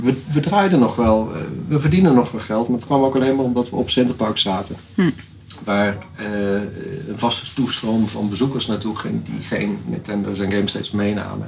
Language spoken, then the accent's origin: Dutch; Netherlands; als Nederlanders